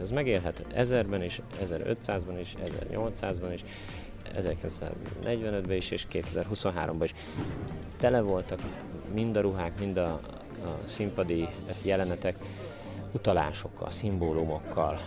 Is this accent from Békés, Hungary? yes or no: no; Dunaföldvár, Tolna, Hungary; Dóna Feldvári, lakós